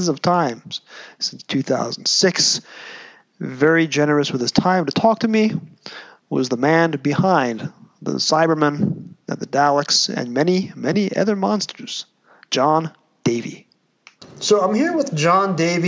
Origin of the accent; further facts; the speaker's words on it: United States; accent: American; I'm going to use my American accent